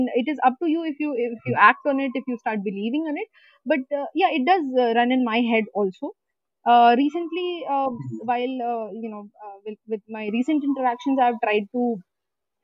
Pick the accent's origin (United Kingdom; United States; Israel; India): India; Bihar; I'm from Bihar